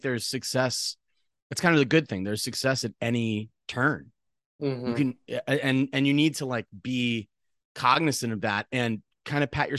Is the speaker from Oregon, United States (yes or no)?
no; central Massachusetts, United States; moved away as an adult; I grew up in Massachusetts.